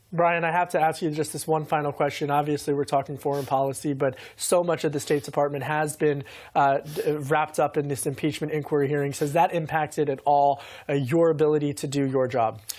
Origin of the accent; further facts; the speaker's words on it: outside of Philadelphia, Pennsylvania, United States; I grew up outside of Philly